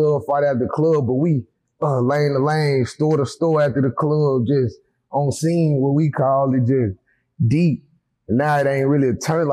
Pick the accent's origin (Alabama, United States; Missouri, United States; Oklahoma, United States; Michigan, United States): Alabama, United States; Huntsville; born or raised there; also born or lived in Athens, Alabama / Decatur, Alabama